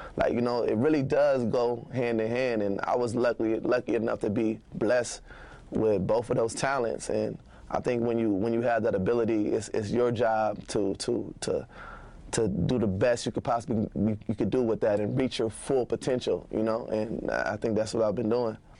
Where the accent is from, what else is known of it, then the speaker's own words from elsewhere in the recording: Minneapolis, Minnesota, United States; I grew up on Eighth and Irving, eight oh one Irving.